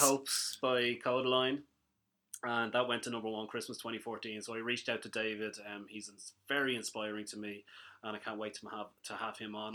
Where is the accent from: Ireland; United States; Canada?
Ireland; we are Irish young fellas, well, kind of young fellas